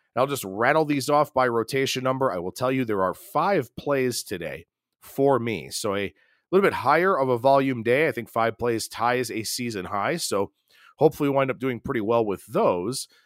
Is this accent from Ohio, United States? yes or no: yes; Ohio, United States; the Buckeye State, my home state